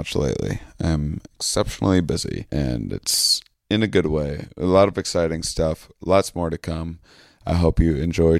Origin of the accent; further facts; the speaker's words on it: Wisconsin, United States; I'm from a small town in Wisconsin, and this is not an activity that I can picture my brother and father.